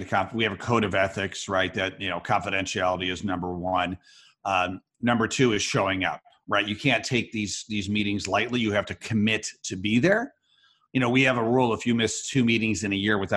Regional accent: Rochester, New York, United States; I teach a class of entrepreneurship at the University of Rochester, New York, my hometown

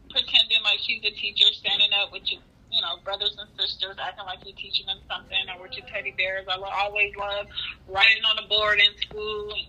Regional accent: California, United States; also born or lived in Memphis, Tennessee; now in Dallas, United States; I am from California, just relocated to the Dallas Fort Worth area with my husband. I have four children.

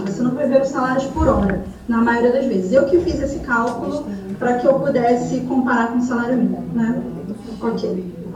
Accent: Brazil; moved away as an adult; now in Ireland; nós brasileiros

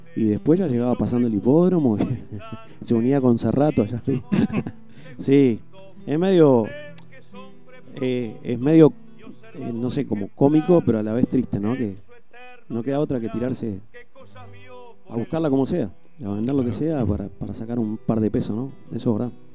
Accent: Montevideo, Uruguay; soy de la Curva de Maroña y este, me crié ahí toda la vida. Tengo 35, hasta los 20 viví ahí

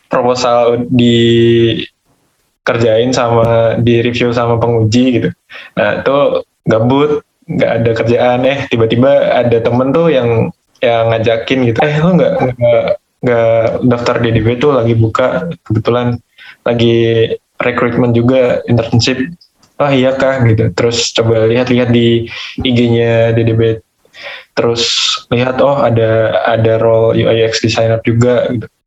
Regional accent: Magetan, East Java, Indonesia; Uh, asalnya dari Magetan, Jawa Timur Kak.

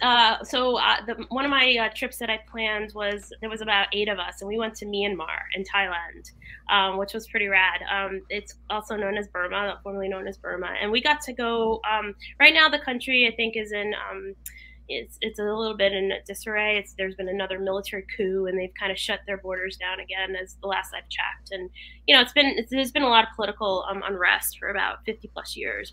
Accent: Oxford, Connecticut, United States; Oxford, Connecticut. I'm here now in Oxford, Connecticut.

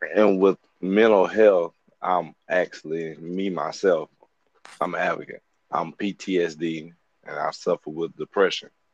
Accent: Birmingham, Alabama, United States; I'm from Birmingham, Alabama, from the west side

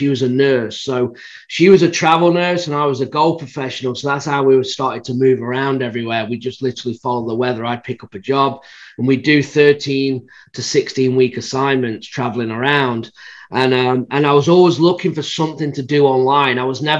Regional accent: England, United Kingdom; moved away as an adult; also born or lived in California / Michigan / Phoenix, Arizona / Florida; now in Savannah, United States; I'm from England originally. I live in Savannah, Georgia. Right now, I've lived all over the United States. I've lived in California, Michigan, Phoenix, Georgia, Florida.

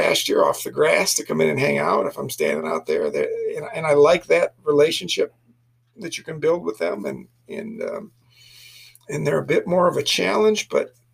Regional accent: Flint, Michigan, United States; moved away; I'm a city boy. I'm from Flint, Michigan.

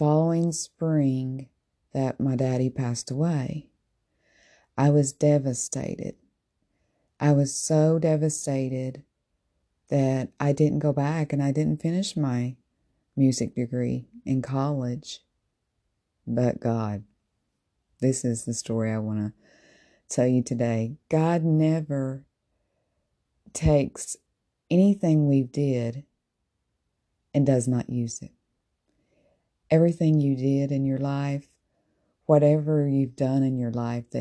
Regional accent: Tennessee, United States; As I was growing up as a little girl, I sang with my family in a Southern gospel group. And I'm originally from Tennessee

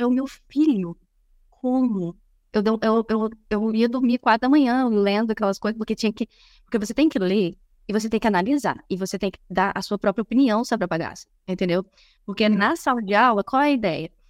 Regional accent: Brazil; moved away as an adult; now in Silicon Valley, United States; eu sou brasileira

